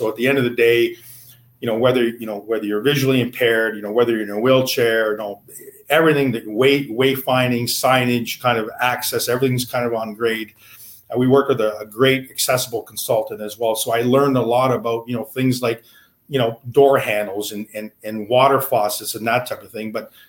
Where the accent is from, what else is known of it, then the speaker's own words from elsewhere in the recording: Amherstburg, Ontario, Canada; it is my hometown. I grew up in Amherstburg.